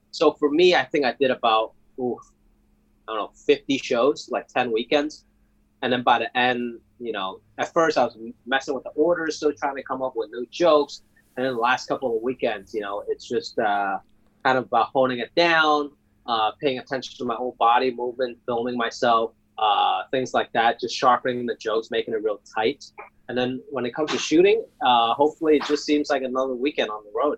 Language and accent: English; United States; also born or lived in Hong Kong; where I came from in Hong Kong is a big part of it, and then where I grew up in America is equally as big.